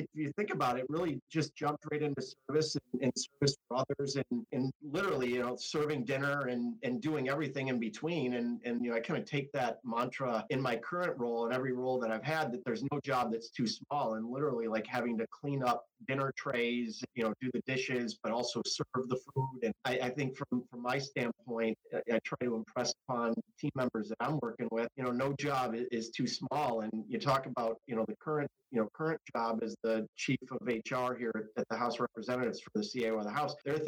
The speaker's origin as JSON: {"language": "English", "town": "Rochester", "region": "New York", "country": "United States", "tie": "born or raised there", "also_born_or_lived": "Washington, D.C.", "moved": "as an adult", "said": "Home for me is upstate New York. I grew up in Rochester, New York"}